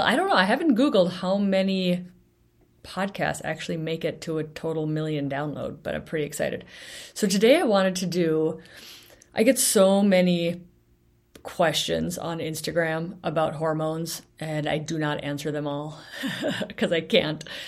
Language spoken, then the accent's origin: English; Bellingham, Washington, United States; my hometown of Bellingham